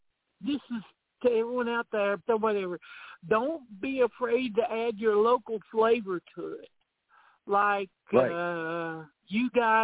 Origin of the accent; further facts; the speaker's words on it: Knoxville, Tennessee, United States; as you can tell, I'm from Tennessee, Knoxville to be exact